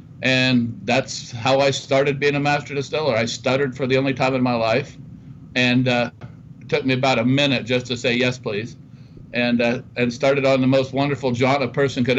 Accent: Dayton, Ohio, United States; I grew up just outside of Dayton, Ohio, in I'll classify it as a lower blue class collar community.

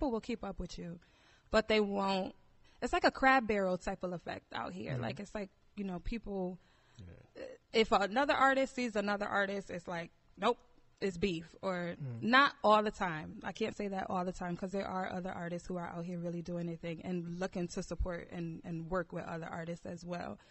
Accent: Bridgeport, Connecticut, United States; I'm from Bridgeport, Connecticut.

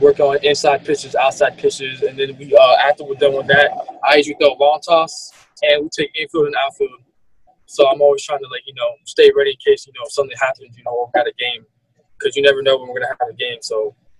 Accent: Cornelius, North Carolina, United States; I was born on November 5th, 2004. I'm from Cornelius, North Carolina. I'm 15 years old

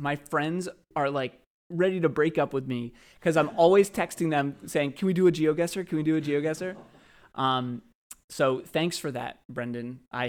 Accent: Brookline, Massachusetts, United States; I grew up in Brookline.

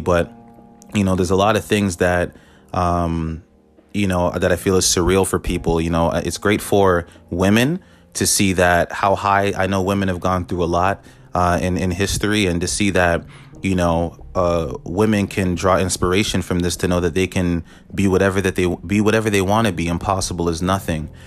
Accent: Canada; I'm Canadian

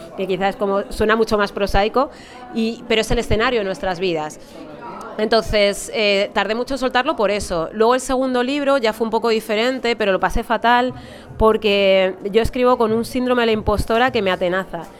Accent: Alcorcón, Community of Madrid, Spain; Yo soy de Madrid, bueno, soy de Alcorcón, que no es exactamente lo mismo

